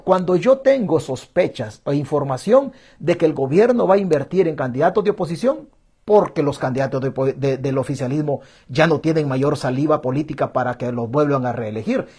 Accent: El Salvador; moved away; somos de la casta de los acabados en El Salvador

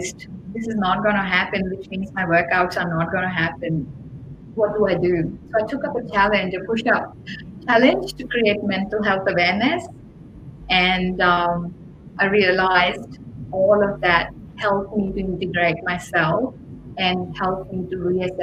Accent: India; moved away; I grew up in India

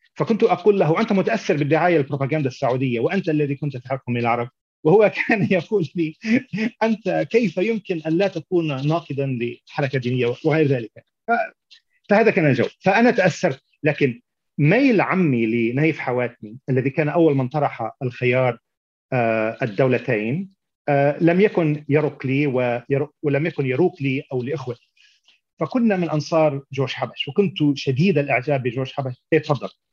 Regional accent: Beirut, Beirut Governorate, Lebanon; moved away as an adult; also born or lived in Tyre; now in United States; نشات في بيروت

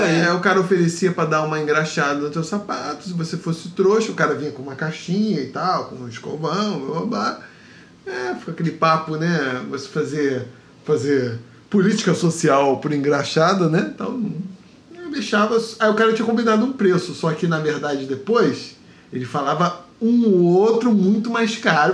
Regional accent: Rio de Janeiro, Brazil; also born or lived in Seropédica; eu sou de Campo Grande

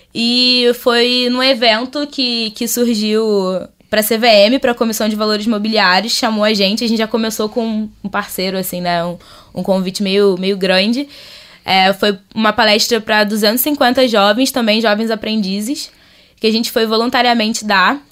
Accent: Rio de Janeiro, Brazil; vim do Rio de Janeiro, do Caxambi, da Zona Norte.

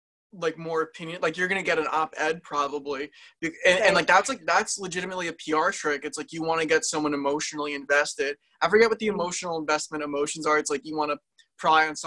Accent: New Jersey, United States; we're from Jersey.

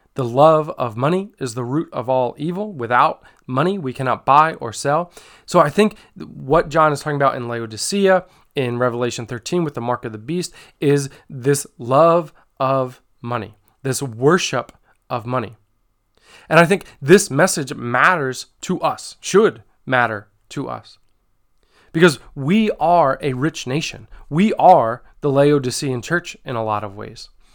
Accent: United States; as a church, as the American church, as Hope Christian Fellowship

